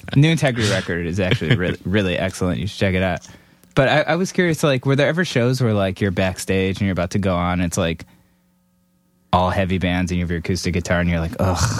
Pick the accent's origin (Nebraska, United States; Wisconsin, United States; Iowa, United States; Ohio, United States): Ohio, United States; Cleveland; I grew up in Cleveland, and it was like metal hardcore band after metal hardcore band